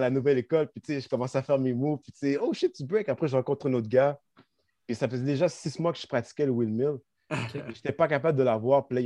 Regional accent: Longueuil, Quebec, Canada; Ouais, j'étais de Longueuil, man.

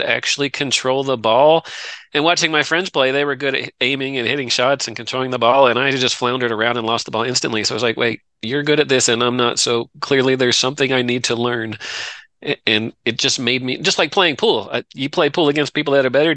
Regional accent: Delaware, United States; moved away as an adult; also born or lived in Virginia; now in Texas, United States; I grew up in Delaware

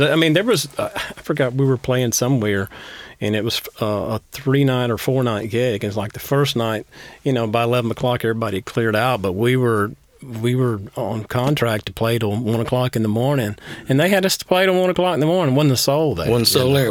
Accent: Dugtown, Georgia, United States; where I grew up around Dugtown

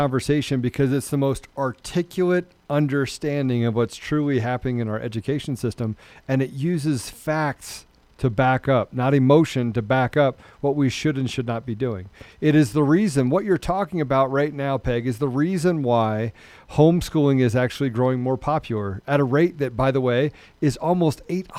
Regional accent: Washington, District of Columbia, United States; moved away; I'm one of eight, and I grew up on the East Coast. I grew up in the Washington D.C. area

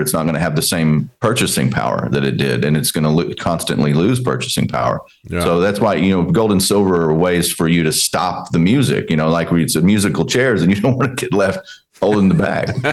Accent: Texas, United States; growing up in Texas, uh, watching my dad

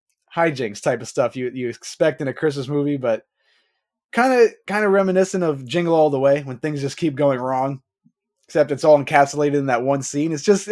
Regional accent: Levittown, New York, United States; where I grew up in Levittown.

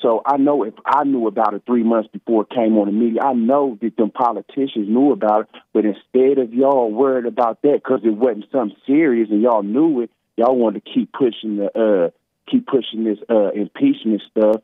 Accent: United States; we as American people

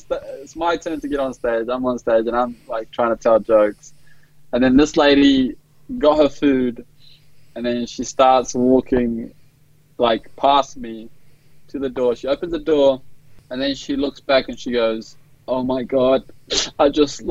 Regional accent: Australia; I'm an Australian

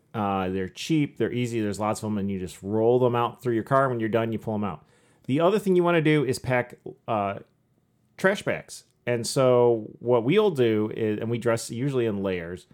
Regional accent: Michigan, United States; born and raised in Michigan.

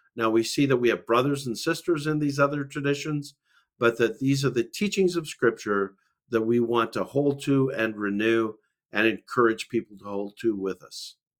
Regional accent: Calgary, Alberta, Canada; I'm a Canadian from Calgary, Alberta, Canada.

